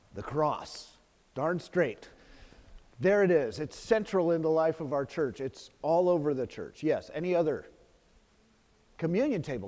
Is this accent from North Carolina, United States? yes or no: no; Los Gatos, California, United States; my hometown in Los Gatos